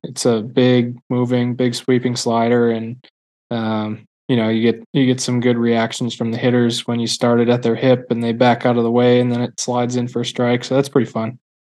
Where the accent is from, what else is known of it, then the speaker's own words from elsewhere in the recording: Milwaukee, Wisconsin, United States; I'm from Milwaukee area, so I was a Brewers fan